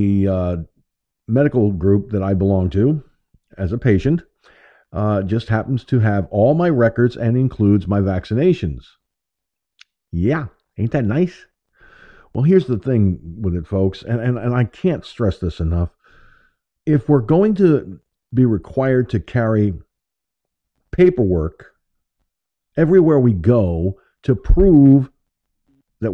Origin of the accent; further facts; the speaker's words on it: United States; I was born in the United States of America, not the United Soviet States of America